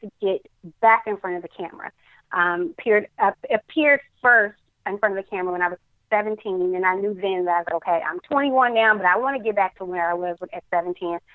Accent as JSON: {"language": "English", "town": "Dallas", "region": "Texas", "country": "United States", "tie": "born or raised there", "said": "in Dallas, my hometown"}